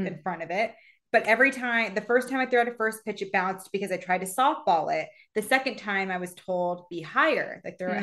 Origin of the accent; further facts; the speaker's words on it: Reno, Nevada, United States; moved away; at my hometown